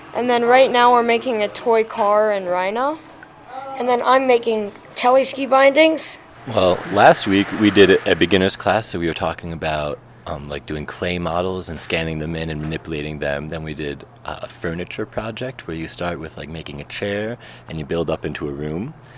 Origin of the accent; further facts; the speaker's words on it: Albany, New York, United States; I'm from Albany, New York, and we're here at Anderson Ranch.